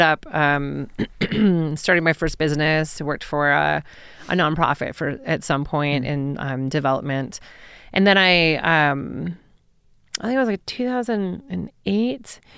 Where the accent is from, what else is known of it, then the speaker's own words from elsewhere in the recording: Troy, Michigan, United States; moved away as an adult; also born or lived in Ann Arbor, Michigan / New York City; now in Denver, United States; I grew up in Troy, Michigan.